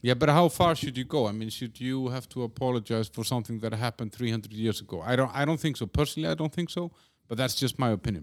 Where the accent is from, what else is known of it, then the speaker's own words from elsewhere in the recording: Iceland; now in Prague, Czech Republic; I'm from Iceland